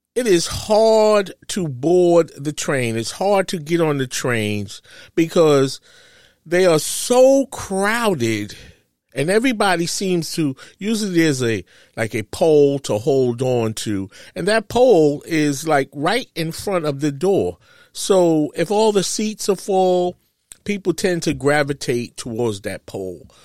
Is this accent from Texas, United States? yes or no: no; New York City, New York, United States; I grew up in New York City